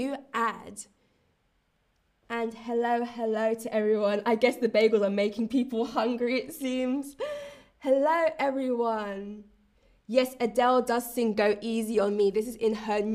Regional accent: London, United Kingdom; I was born and I grew up in East London

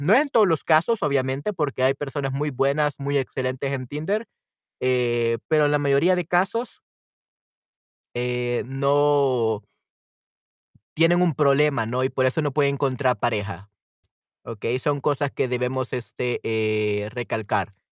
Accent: El Salvador; en mi caso, en El Salvador, si soy del Salvador

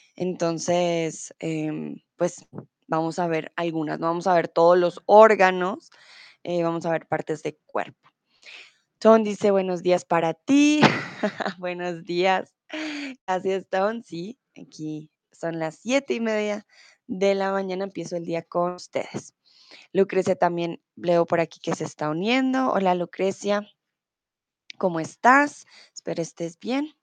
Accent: Colombia

